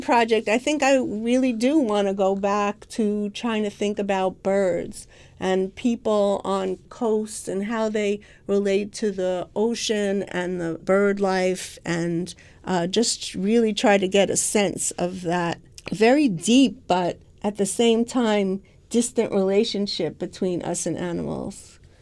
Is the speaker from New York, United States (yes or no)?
yes; New York, United States; I'm a New Yorker